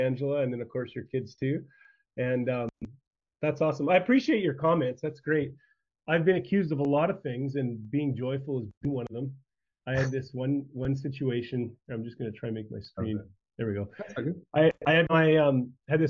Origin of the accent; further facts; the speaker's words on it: Saskatchewan, Canada; moved away; I grew up in Saskatchewan, which one province over, and grew up on a small farming community. Grew up on a farm